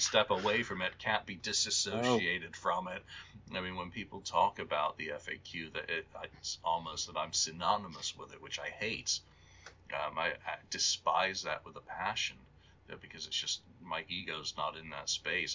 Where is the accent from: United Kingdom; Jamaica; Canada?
United Kingdom; England; moved away; also born or lived in Canterbury / Newcastle / Liverpool / Glasgow; England, my home country